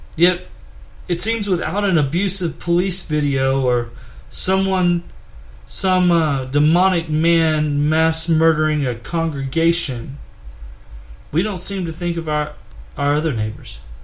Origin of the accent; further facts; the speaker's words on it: Nederland, Texas, United States; From a town near Beaumont, Texas called Nederland